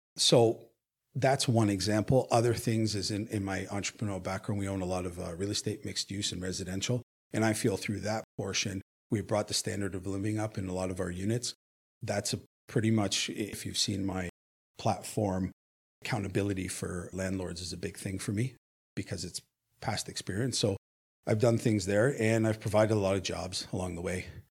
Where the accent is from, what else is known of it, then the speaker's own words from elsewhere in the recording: Hamilton, Ontario, Canada; I am born and raised in Hamilton